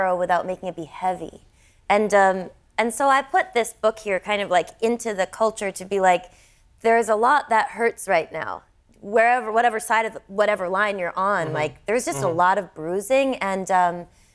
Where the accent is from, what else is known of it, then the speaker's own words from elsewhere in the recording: United States; me as an American